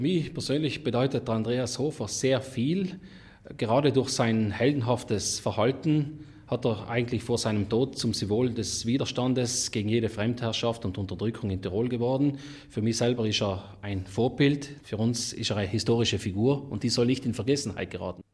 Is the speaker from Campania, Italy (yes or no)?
no; South Tyrol, Trentino-Alto Adige, Italy; wir Südtiroler